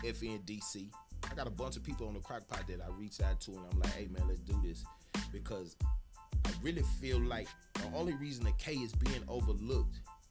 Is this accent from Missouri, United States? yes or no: no; Austin, Texas, United States; also born or lived in Copperas Cove, Texas; I'm not from Killeen. I'm from Austin, Texas, Dual Springs, Southside.